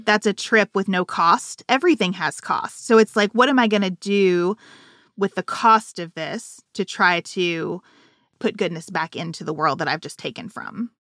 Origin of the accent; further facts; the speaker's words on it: United States; as an American